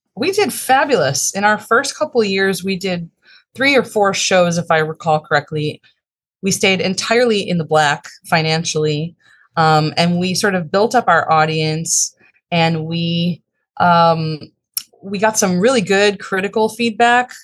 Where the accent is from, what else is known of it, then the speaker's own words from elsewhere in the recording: Chicago, Illinois, United States; I grew up in the northern suburbs of Chicago and, uh, lived there in pretty much my whole life